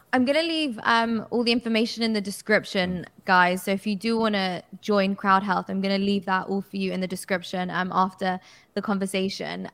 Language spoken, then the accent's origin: English; United Kingdom; as a British person.